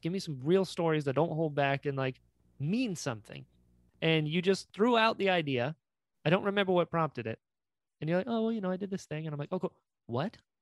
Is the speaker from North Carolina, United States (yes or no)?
yes; North Carolina, United States; accent: drawl; moved away; I'm from North Carolina originally.